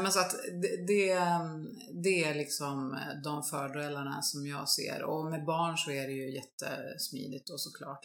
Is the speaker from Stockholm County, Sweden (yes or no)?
no; Östersund, Jämtland, Sweden; moved away as an adult; also born or lived in Alps; now in Mallorca, Spain; Jag är från Östersund